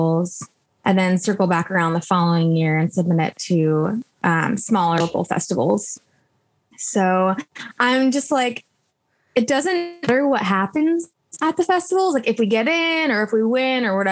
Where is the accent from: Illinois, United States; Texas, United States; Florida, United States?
Illinois, United States; Chicago; now in Los Angeles, United States; I'm from the Chicago area